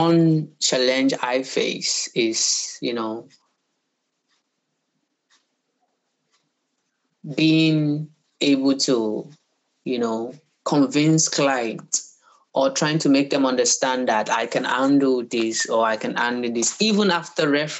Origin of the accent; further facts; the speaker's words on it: Nigeria; being a Nigerian comes with it's hectic, you know, dealings